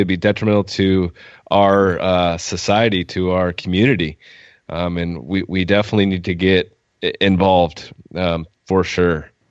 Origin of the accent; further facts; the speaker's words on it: Oregon, United States; we're from Oregon.